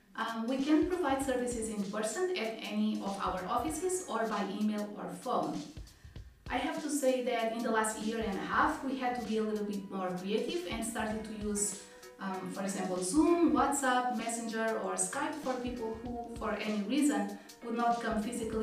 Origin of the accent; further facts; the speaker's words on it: Portugal; moved away; I came from Portugal 5 years ago as a permanent resident.